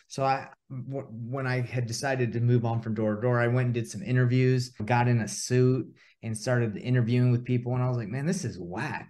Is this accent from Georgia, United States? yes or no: yes; Atlanta, Georgia, United States; moved away as an adult; now in Utah, United States; I grew up in Atlanta, Georgia. and originally born in Utah, and I actually made my way back. I actually live in Utah now